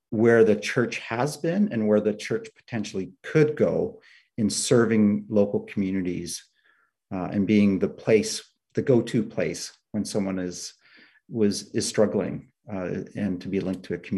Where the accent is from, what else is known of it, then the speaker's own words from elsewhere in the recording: Prince George, British Columbia, Canada; also born or lived in Nepal / Finland; I grew up in Prince George, BC.